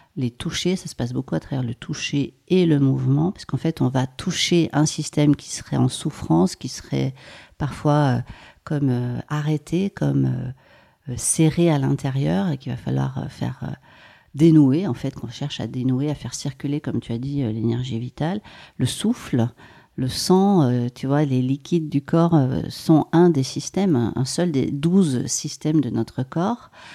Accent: Maurienne, Auvergne-Rhône-Alpes, France; J'ai grandi en Maurienne et je suis née dans les Hautes-Alpes.

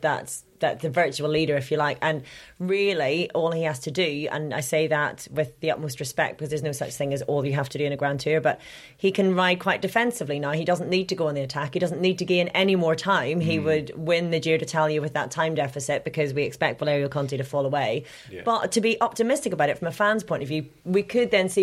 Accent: Ireland; now in Amsterdam, Netherlands; being Irish

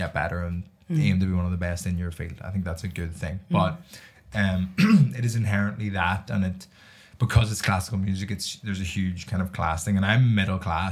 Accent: Ireland; moved away as an adult; now in London, United Kingdom; I became so much more Irish.

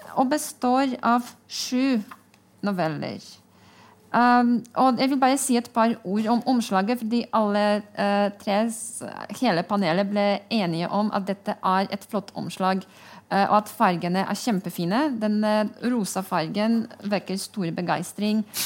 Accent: Poland; Norwegian is a second language; now in Norway

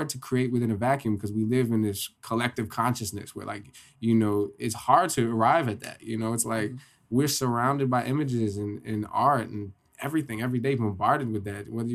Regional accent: Poughkeepsie, New York, United States; I'm from Poughkeepsie

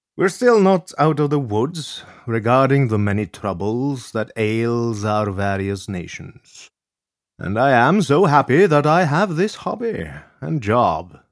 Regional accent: Norway; reminds me of my home country of Norway

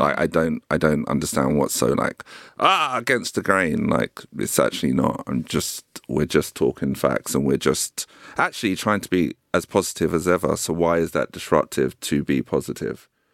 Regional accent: London, United Kingdom; I grew up in South Norwood

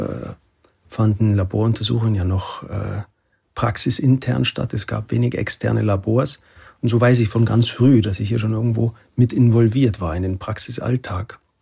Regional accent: Oberammergau, Bavaria, Germany; Ich komme aus Oberammergau

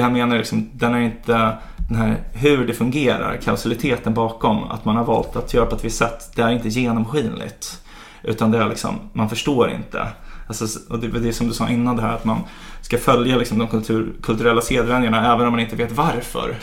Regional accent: Sweden; Vi är så himla sekulära och liberala här

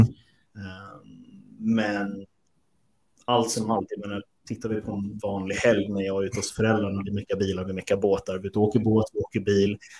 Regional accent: Sweden; Vi är svenskar.

